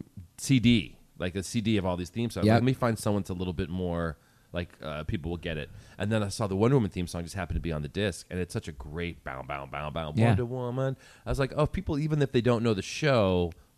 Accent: Princeton, New Jersey, United States; also born or lived in Englewood, New Jersey; I was lived there since I was four and on. My dad's still there.

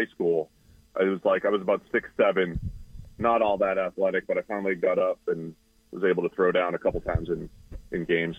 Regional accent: Boston, Massachusetts, United States; moved away; Boston area, suburbs of Boston.

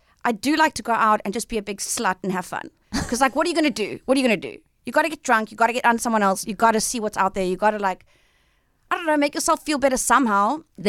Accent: Johannesburg, Gauteng, South Africa; also born or lived in Cape Town; I was born in Cape Town. {S1} Okay. {S3} And then my parents moved me to Johannesburg.

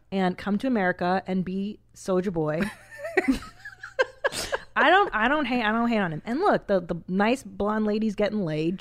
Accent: Los Angeles, California, United States; I grew up in Los Angeles, and we're very, for the most part, progressive.

